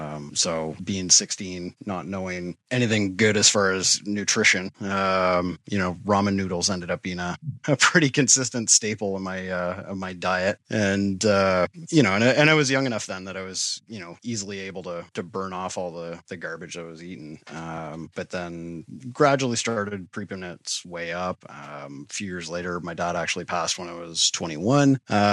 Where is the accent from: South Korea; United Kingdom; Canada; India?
Canada; Toronto, Ontario; born there; now in Ottawa, Canada; I am. Yeah. I was born in Toronto and then moved around a little bit as a kid.